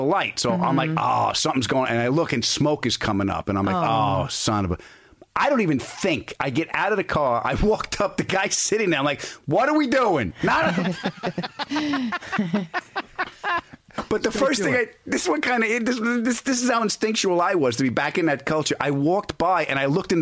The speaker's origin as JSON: {"language": "English", "region": "New York", "country": "United States", "accent": "New York", "moved": "yes", "said": "back in New York, my accent gets thicker"}